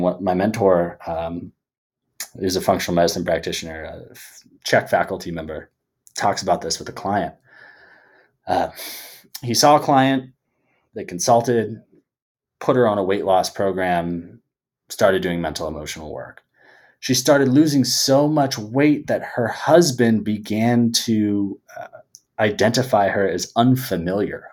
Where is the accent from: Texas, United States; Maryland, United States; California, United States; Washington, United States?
California, United States; Bay Area; living and growing up in the Bay Area